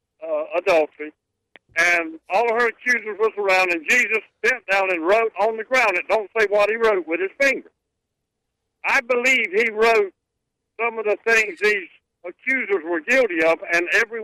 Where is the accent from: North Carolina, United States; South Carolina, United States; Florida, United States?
South Carolina, United States; Bucksport; I've been lived here all my life